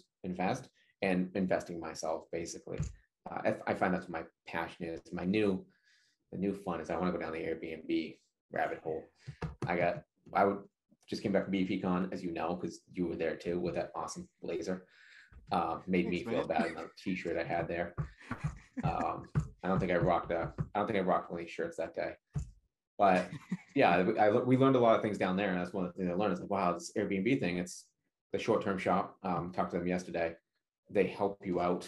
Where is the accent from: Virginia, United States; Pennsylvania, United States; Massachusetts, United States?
Massachusetts, United States; Leominster; moved away as an adult; also born or lived in Memphis, Tennessee; I'm originally from Leominster, Massachusetts, and I'm back in Leominster, Massachusetts.